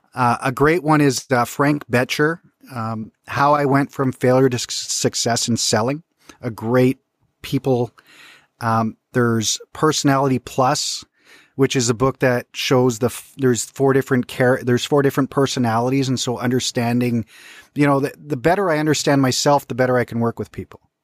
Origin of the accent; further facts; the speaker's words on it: British Columbia, Canada; growing up in British Columbia